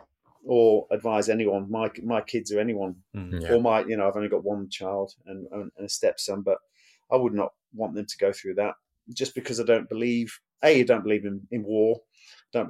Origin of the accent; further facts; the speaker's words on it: Burton-on-Trent, West Midlands, United Kingdom; I was born in Burton-on-Trent, Staffordshire. It's a brewery town. Family was paid in beer.